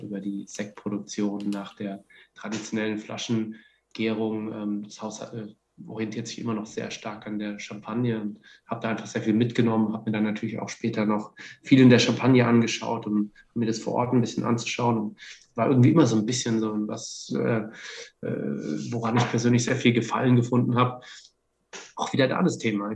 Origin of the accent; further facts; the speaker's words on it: Heidelberg, Baden-Württemberg, Germany; moved away; also born or lived in Franconia; ich komme eigentlich aus Heidelberg